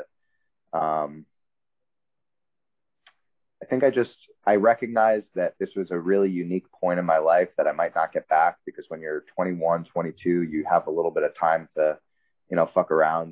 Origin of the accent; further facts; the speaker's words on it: New York City, New York, United States; growing up in New York, especially Manhattan, it's like a kind of a scrappy environment